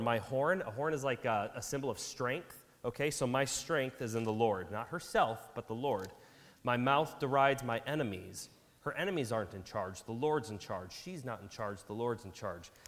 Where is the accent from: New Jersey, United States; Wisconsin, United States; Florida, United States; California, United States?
Wisconsin, United States; we grew up in Wisconsin